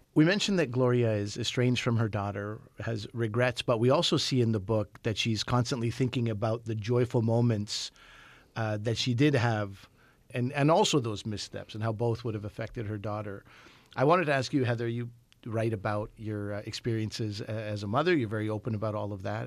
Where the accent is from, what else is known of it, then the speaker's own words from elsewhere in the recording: Montreal, Quebec, Canada; my hometown of Montreal